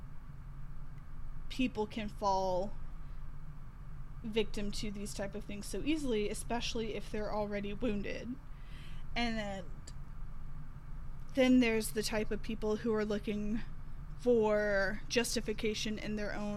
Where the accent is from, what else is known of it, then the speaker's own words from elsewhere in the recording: the South, United States; I am from the South